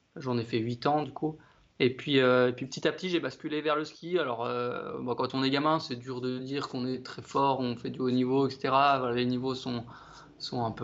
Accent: Amancy, Auvergne-Rhône-Alpes, France; moved away as an adult; now in Besançon, France; j'ai grandi en Haute-Savoie déjà. Ouais. Euh, depuis tout petit, j'ai pas un petit village qui s'appelle Amancy, à côté de la Roche-sur-Foron

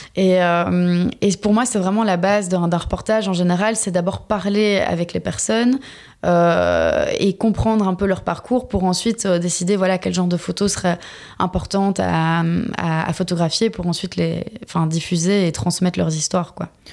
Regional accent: Belgium; moved away as an adult; also born or lived in Istanbul, Turkey; je suis effectivement belge.

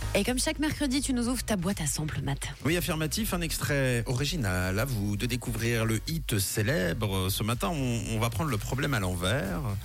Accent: Switzerland; chez nous en Suisse

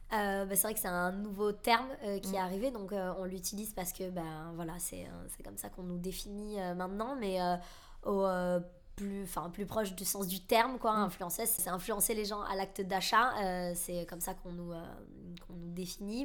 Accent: Bordeaux, Nouvelle-Aquitaine, France; moved away as an adult; now in Paris, France; je suis originaire de Bordeaux J'habite maintenant à Paris depuis, euh, depuis 3 ans et demi

